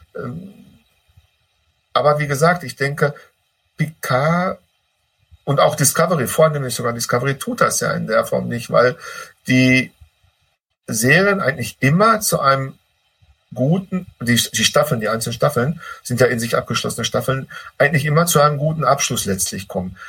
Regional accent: Ruhr area, North Rhine-Westphalia, Germany; bei uns im Ruhrpott

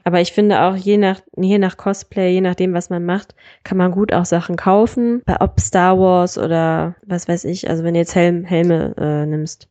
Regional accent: Solingen, North Rhine-Westphalia, Germany; die kleine Stadt, wo ich herkomme eigentlich

